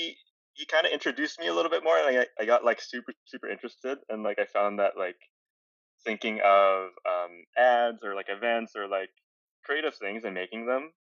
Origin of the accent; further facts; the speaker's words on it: Calgary, Alberta, Canada; moved away; I'm originally from Calgary, Alberta, and back there, I studied graphic design